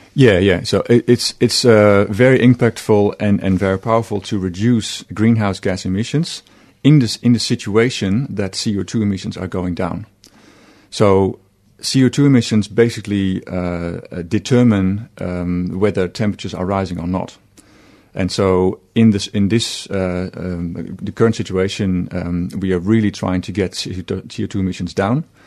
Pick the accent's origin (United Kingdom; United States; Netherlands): Netherlands; moved away as an adult; now in Australia; I'm from Holland